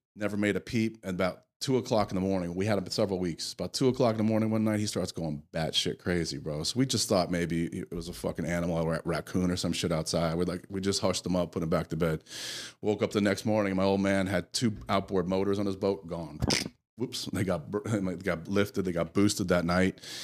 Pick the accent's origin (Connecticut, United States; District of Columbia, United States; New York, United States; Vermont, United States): Connecticut, United States; I grew up in the Northeast in Connecticut